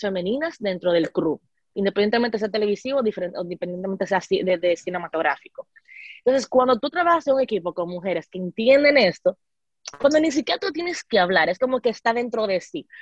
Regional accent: Dominican Republic; nuestra experiencia como mujeres dominicanas doctales

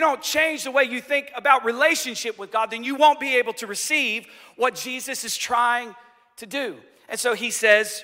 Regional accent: United States; as American Christians

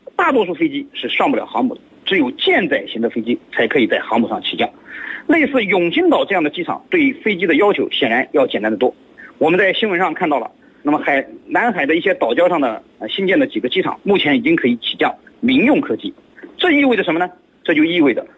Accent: China; 我们中国人大可不必去马尔代夫

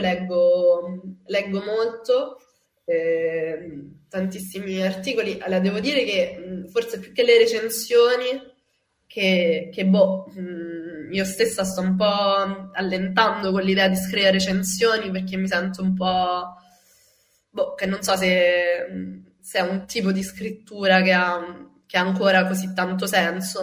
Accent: Rome, Lazio, Italy; sono cresciuta a Ostia, nella periferia di Roma

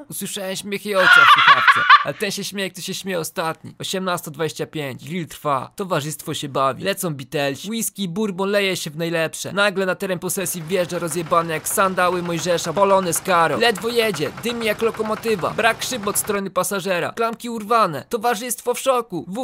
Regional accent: Opole Voivodeship, Poland; Pochodzę z Opolskiego, ale chuj, widocznie miał wyjebane, jak opowiadałem.

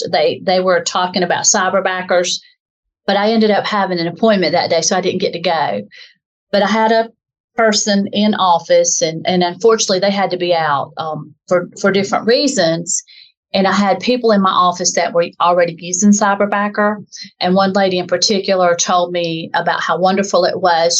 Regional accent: the South, United States; accent: southern; as you can probably tell from my dialect, I'm from the South in a southern part of the United States

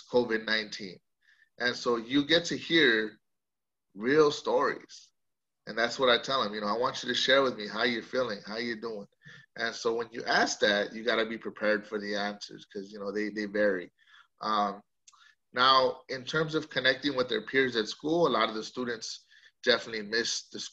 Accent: Coachella Valley, California, United States; also born or lived in Santa Cruz, California; I come from the Coachella Valley originally. I was born and raised here

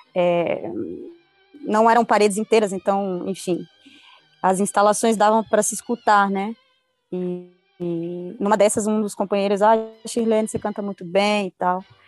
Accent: Guarulhos, São Paulo, Brazil; moved away as an adult; also born or lived in Cuba; now in Buenos Aires, Argentina; eu sim sou nascida em Guarulhos, é, na periferia do Parque Alvorada, é, em São Paulo

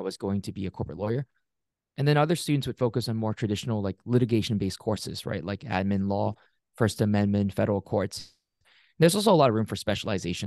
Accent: Singapore; also born or lived in Pittsburgh area, Pennsylvania, United States; now in United States; I grew up in Singapore, immigrated to a small town outside of Pittsburgh, Pennsylvania in the U S in two thousand six

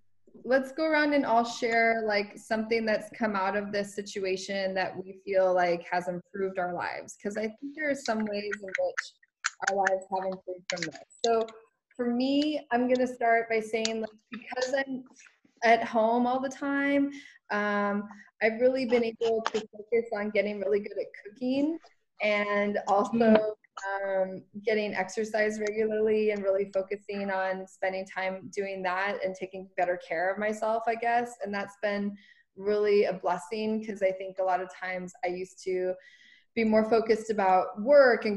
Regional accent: United States; for me as an American

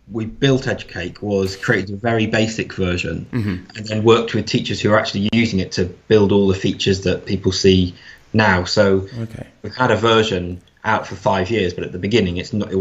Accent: Lake District, North West England, United Kingdom; I'm from the Lake District, so I went back there

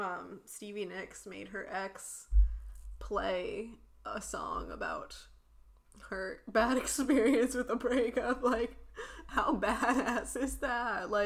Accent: Wales, United Kingdom; And, like, I'm a Welsh person who, like, I identify with this song.

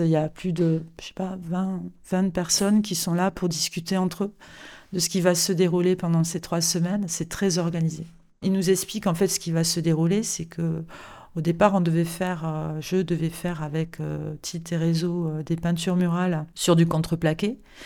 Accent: Toulouse, Occitania, France; de ma ville natale Toulouse

